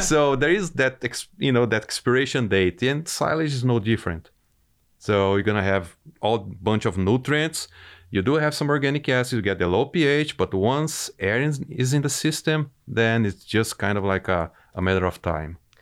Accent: Brazil; moved away as an adult; now in United States; I'm originally from Brazil. I grew up on a dairy operation

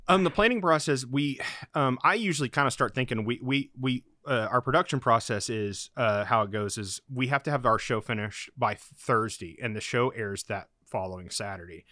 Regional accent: Oklahoma, United States; moved away as an adult; also born or lived in Oregon; I'm from Oklahoma

